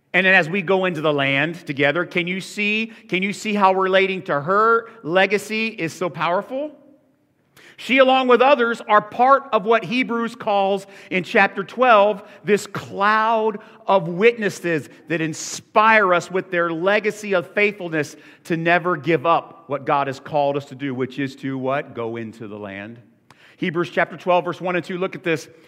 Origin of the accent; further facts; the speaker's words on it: Florida, United States; as a young football coach growing up in Florida